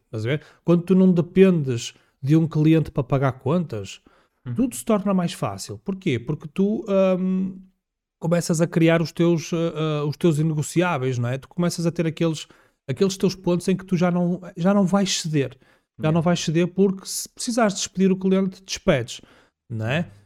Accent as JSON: {"language": "Portuguese", "region": "Minho", "country": "Portugal", "said": "Região do Minho, uh, porque eu sou minhoto."}